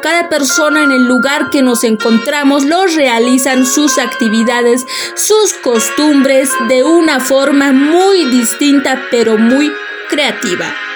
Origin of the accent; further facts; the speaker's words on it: Bolivia; nosotros como bolivianos